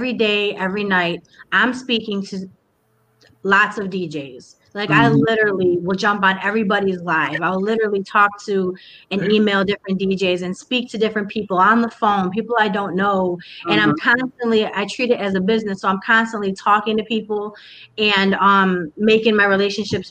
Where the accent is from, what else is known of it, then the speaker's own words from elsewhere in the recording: United States; also born or lived in Harlem, New York; now in Cleveland, United States; I grew up in Cleveland, but I also grew up in Harlem. So I moved to Harlem at an early age in New York